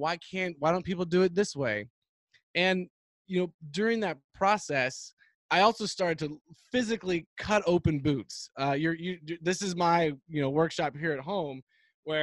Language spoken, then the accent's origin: English; Texas, United States; growing up in Texas